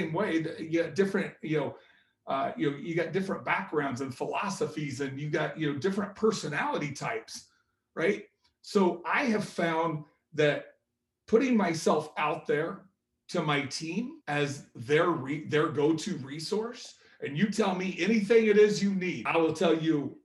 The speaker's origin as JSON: {"language": "English", "town": "Indianapolis", "region": "Indiana", "country": "United States", "said": "Being from Indianapolis"}